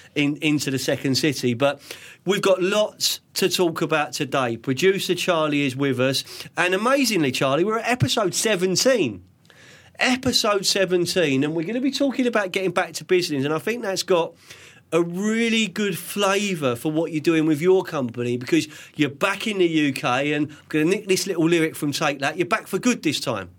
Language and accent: English; London, United Kingdom; born or raised there